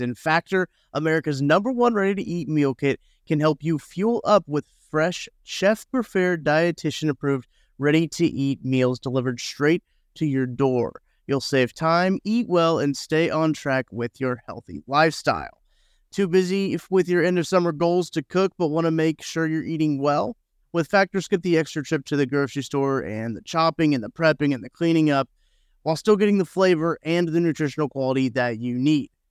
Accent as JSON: {"language": "English", "region": "Missouri", "country": "United States", "tie": "born or raised there", "said": "I'm from Missouri, born and raised in Missouri."}